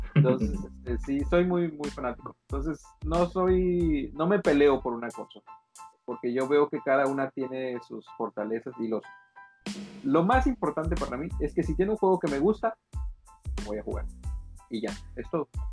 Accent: Yucatán, Mexico; now in Quintana Roo, Mexico; yo la palabra panocha no la conocía hasta que salí de Yucatán

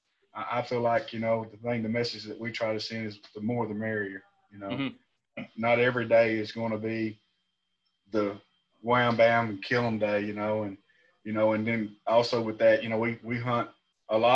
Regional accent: Brownsboro, Texas, United States; also born or lived in Tyler, Texas; I was raised up in Brownsboro

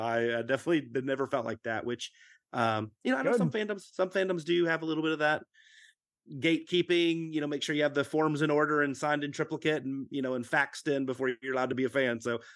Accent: Dallas, Texas, United States; in growing up in Dallas-Fort Worth, yeah, there might have been some every now and then a showing of a Godzilla film

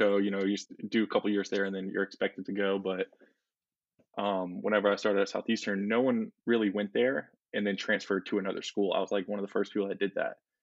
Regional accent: Mandeville, Louisiana, United States; I'm from Mandeville, Louisiana.

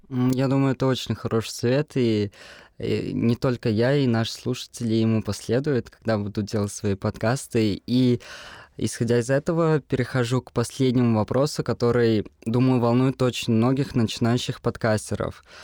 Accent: Ufa, Bashkortostan, Russia; мне двадцать лет, я из Уфы

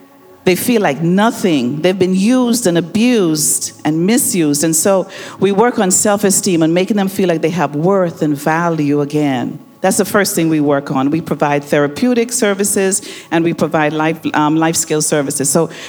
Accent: Bahamas; moved away as an adult; now in Detroit, United States; I grew up in the Bahamas

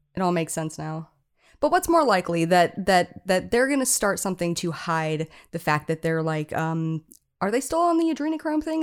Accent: Oahu, Hawaii, United States; moved away; also born or lived in Iowa; I am from Oahu, but my family lives on Maui

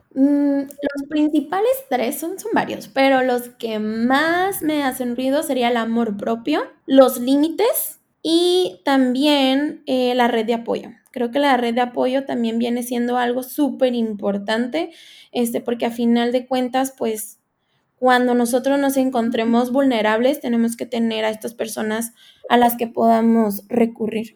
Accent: Tijuana, Baja California, Mexico; soy de Tijuana, Baja California.

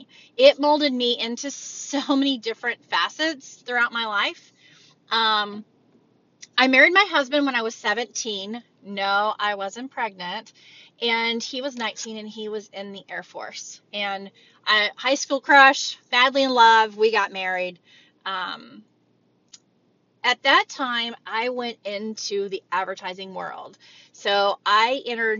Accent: Texas, United States; moved away as an adult; also born or lived in Oklahoma; now in Ohio, United States; My husband and I was born in Texas and raised there

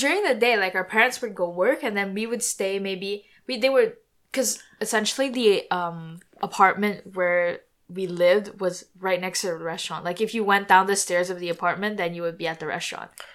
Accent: near Montreal, Quebec, Canada; we went to school near Montreal, so we kind of at school we grew up in that type of environment

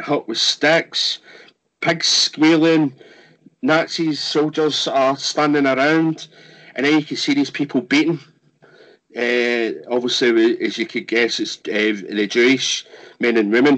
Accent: Scotland, United Kingdom; me being Scottish

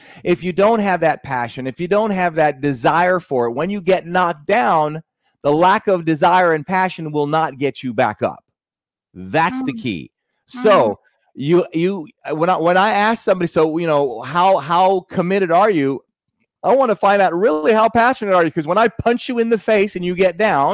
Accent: Jamaica; moved away; I'm originally from Jamaica

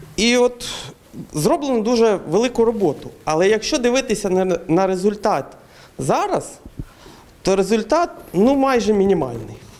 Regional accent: Kramatorsk, Donetsk Oblast, Ukraine; я теж з Краматорську

